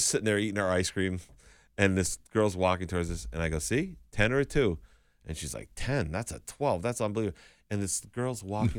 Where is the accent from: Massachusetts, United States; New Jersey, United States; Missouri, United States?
Massachusetts, United States; Chicopee; I'm from Chicopee. It's half French